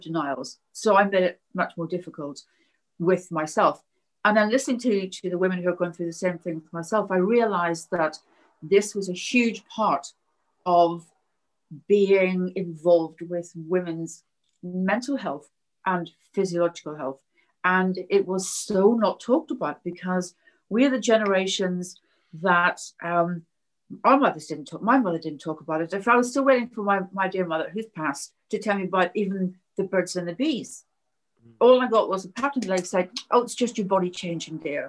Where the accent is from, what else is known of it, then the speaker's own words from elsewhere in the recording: Belfast, Northern Ireland, United Kingdom; I grew up in Belfast during the Troubles